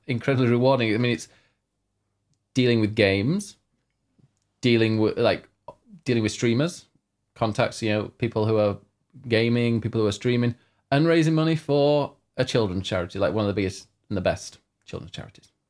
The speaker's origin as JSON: {"language": "English", "country": "United Kingdom"}